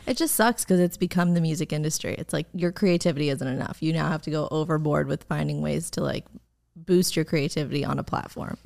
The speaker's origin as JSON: {"language": "English", "region": "suburbs of New York", "country": "United States", "tie": "born or raised there", "moved": "yes", "lives_now": "Los Angeles, United States", "said": "I'm from New York, but I grew up in like the suburbs of New York"}